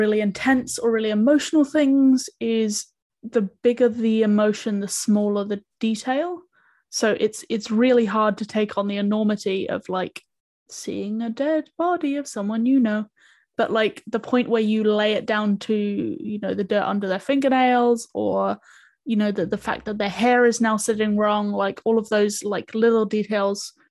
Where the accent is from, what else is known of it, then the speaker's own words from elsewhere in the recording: New Zealand; I come from New Zealand